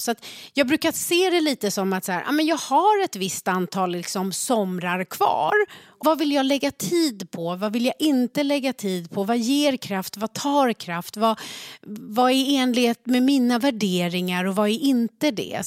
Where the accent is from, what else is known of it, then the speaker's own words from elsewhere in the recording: Sweden; jag blev född i Sverige